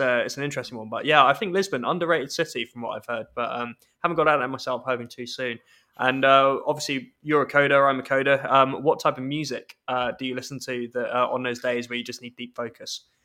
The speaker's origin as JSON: {"language": "English", "region": "London", "country": "United Kingdom", "tie": "born or raised there", "accent": "English", "moved": "as an adult", "lives_now": "Scotland, United Kingdom", "said": "I went to school in London"}